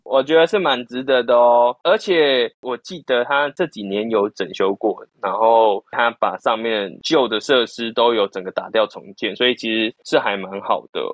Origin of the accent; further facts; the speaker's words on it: Keelung, Taiwan; moved away; 我老家基隆嘛，我就有回基隆的时候